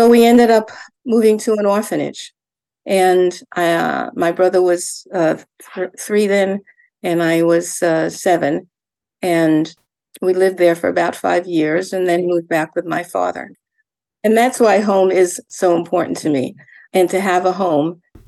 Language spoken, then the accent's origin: English; New York, United States; moved away as an adult; also born or lived in Yonkers, New York / Far Rockaway, New York / Connecticut; now in Maine, United States; I was a New Yorker at first. You know, I was born in New York and lived in Yonkers in the orphanage, and also in Far Rockaway in the first orphanage.